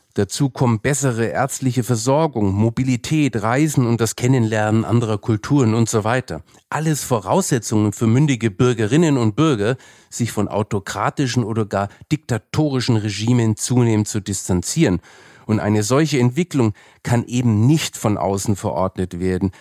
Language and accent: German; Franconia, Bavaria, Germany; ich bin ja Franke